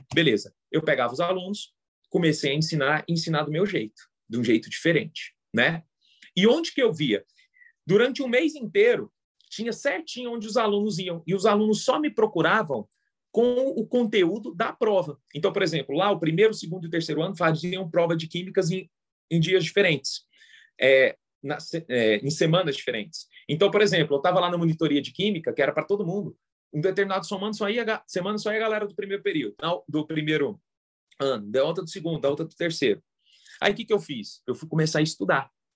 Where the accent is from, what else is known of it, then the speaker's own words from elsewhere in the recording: Goiânia, Goiás, Brazil; moved away as an adult; also born or lived in Brasília; eu sou de Goiânia e passei em Brasília